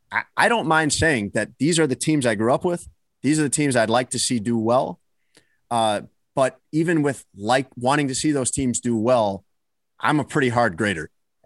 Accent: Chicago, Illinois, United States; moved away as an adult; also born or lived in Miami; I grew up in Chicago.

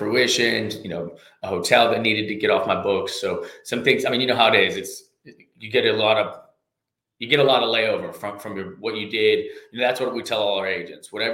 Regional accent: Katy, Texas, United States; moved away as an adult; also born or lived in Louisiana; now in Lafayette, United States; I was actually raised in Katy, Texas, just west of Houston

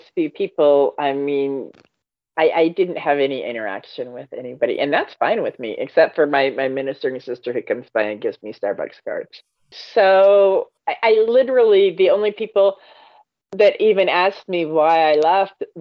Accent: Washington, United States; I was born and raised in Washington

